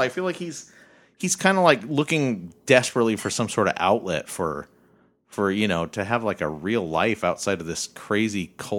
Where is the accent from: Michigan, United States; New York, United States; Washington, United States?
Washington, United States; Bellingham; I'm from Bellingham.